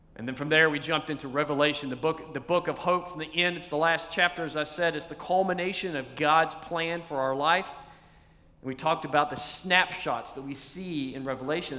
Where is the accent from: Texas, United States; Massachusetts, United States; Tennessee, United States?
Tennessee, United States; East; When I was a kid, I was a little guy and uh, growing up in Tennessee